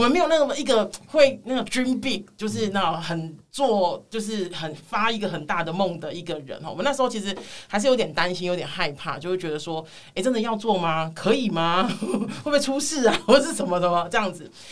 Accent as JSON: {"language": "Chinese", "region": "Kaohsiung", "country": "Taiwan", "said": "其实因为我是高雄人，那时候我是特地从高雄上来游行的"}